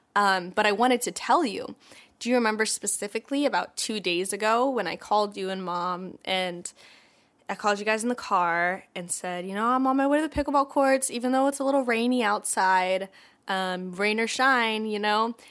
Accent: Atlanta, Georgia, United States; moved away; we're also both from Atlanta, and so when I was home for the holidays

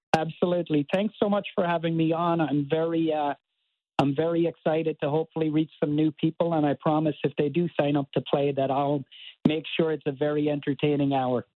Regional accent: Cork, Munster, Ireland; moved away as an adult; now in Baltimore, United States; born and raised in Cork in Ireland

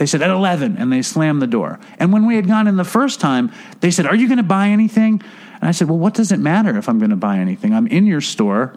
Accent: New York City, New York, United States; I'm from Manhattan.

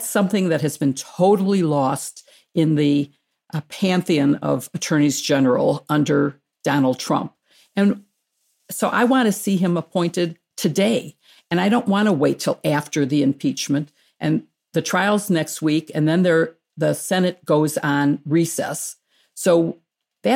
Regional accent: Skokie, Illinois, United States; my hometown of Skokie

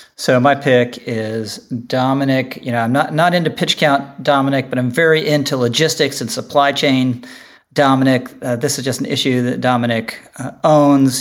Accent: Washington, District of Columbia, United States; growing up in Washington

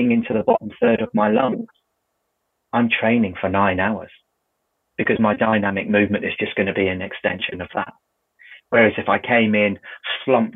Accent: United Kingdom; we're British

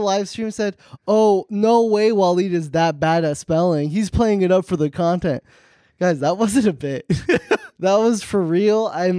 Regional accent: New Jersey, United States; I'm from New Jersey.

